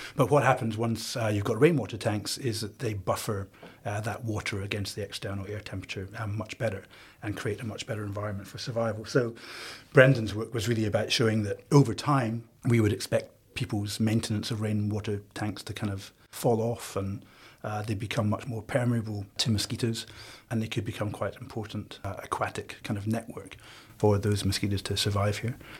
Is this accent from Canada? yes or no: no; Scotland, United Kingdom; now in Australia; So I'm Scottish